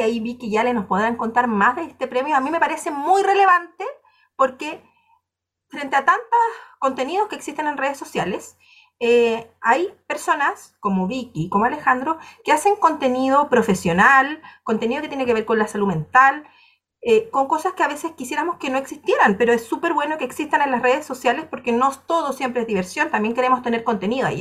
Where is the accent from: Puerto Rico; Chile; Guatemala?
Chile; de Chile